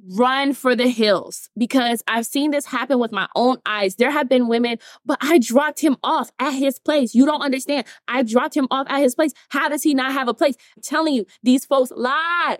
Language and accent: English; Atlanta, Georgia, United States; I'm from Atlanta, Georgia, North Side